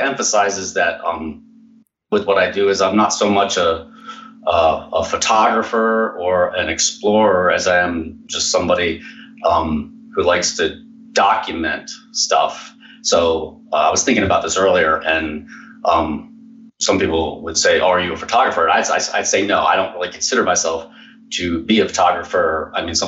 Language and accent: English; New York, Pennsylvania, United States; I grew up here in New York, Pennsylvania